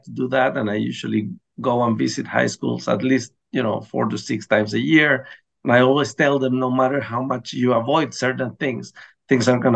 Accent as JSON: {"language": "English", "country": "Chile", "also_born_or_lived": "Baltimore, United States", "first_language": "Spanish", "second_language": "English", "said": "I left Hopkins to come back to my home country"}